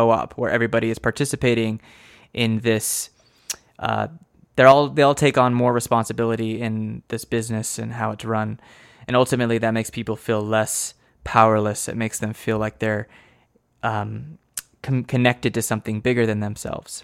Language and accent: English; United States; I'm an American